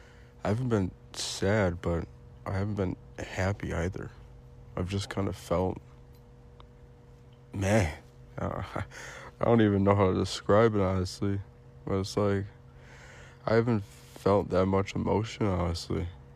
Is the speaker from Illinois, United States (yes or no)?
yes; Illinois, United States; I'm from Illinois